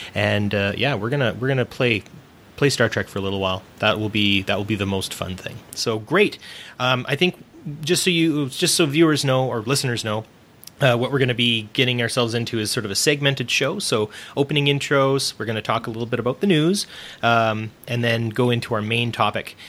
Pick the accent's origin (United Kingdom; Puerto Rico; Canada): Canada; I'm Canadian and I live in Canada